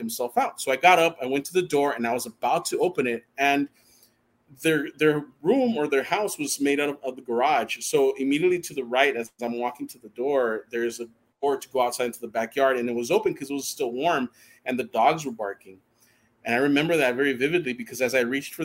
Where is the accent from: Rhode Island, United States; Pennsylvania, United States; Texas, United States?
Texas, United States; El Paso; growing up in El Paso